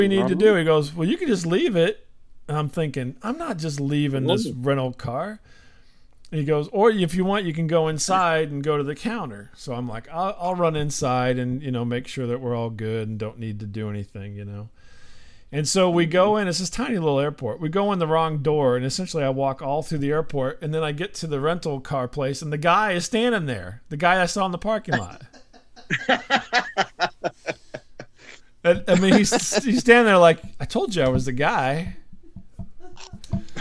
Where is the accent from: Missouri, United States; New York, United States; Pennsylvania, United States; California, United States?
Missouri, United States; St. Louis; we're from St. Louis